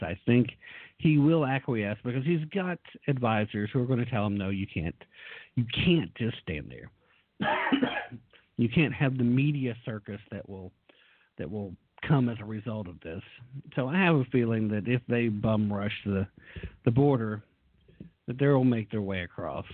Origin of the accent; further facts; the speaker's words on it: Tennessee, United States; here in my home state of Tennessee